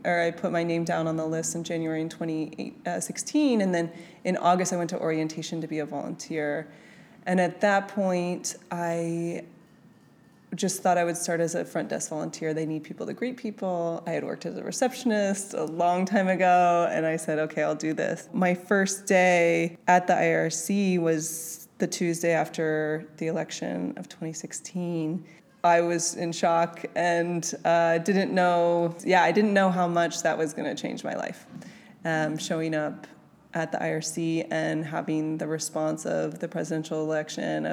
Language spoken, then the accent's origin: English; United States; I was born in the United States and the only member of my family that was born in the United States